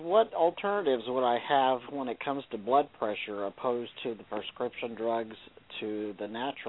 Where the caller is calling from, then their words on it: Sacramento, California, United States; I'm calling from Northern California in Sacramento.